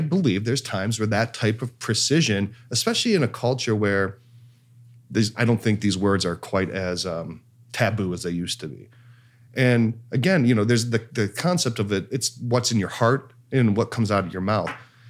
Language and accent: English; Ireland; That's culturally insensitive. I'm Irish.